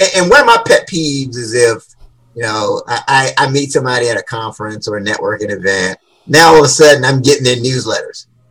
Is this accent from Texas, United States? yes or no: no; Washington, District of Columbia, United States; So I grew up in Washington D.C. Yeah, born and raised